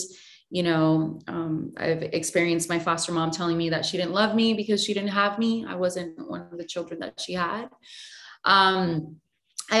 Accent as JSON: {"language": "English", "country": "Puerto Rico", "tie": "born or raised there", "said": "I was born and raised in Puerto Rico"}